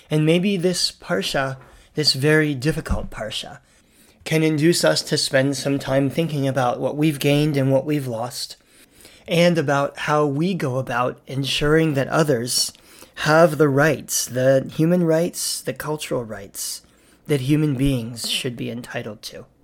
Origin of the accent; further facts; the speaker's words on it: Canada; And I'm thinking about this as a Canadian this week